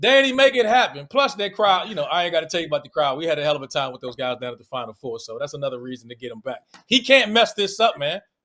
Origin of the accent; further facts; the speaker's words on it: Washington, District of Columbia, United States; accent: DC; my D C accent